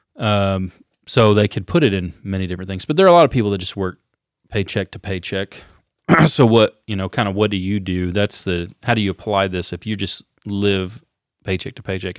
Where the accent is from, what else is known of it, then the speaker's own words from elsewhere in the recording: United States; we're Americans